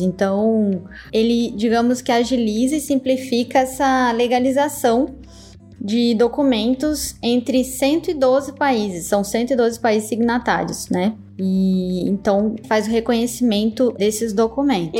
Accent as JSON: {"language": "Portuguese", "region": "Santa Catarina", "country": "Brazil", "tie": "born or raised there", "said": "Santa Catarina, que é de onde eu venho, né, daquela região é mais forte. Então eu cresci ouvindo pessoas falarem em dialeto italiano."}